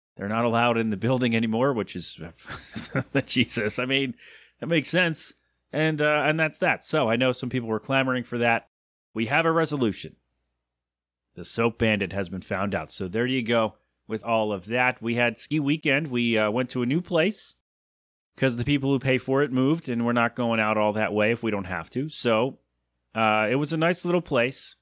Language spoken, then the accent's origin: English; United States; an American